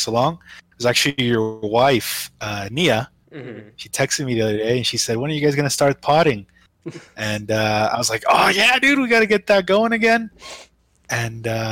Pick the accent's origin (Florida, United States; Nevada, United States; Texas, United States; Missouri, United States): Nevada, United States; Las Vegas; Growing up in Vegas